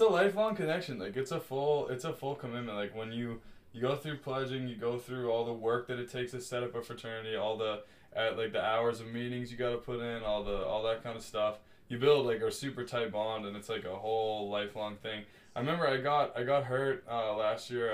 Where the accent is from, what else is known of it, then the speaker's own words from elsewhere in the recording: United States; moved away as an adult; now in Montreal, Canada; being like an American